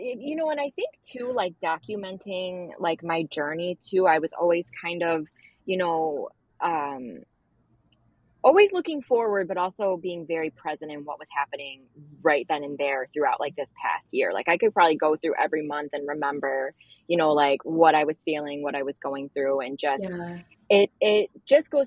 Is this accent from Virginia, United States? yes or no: no; Buffalo, New York, United States; I'm from Buffalo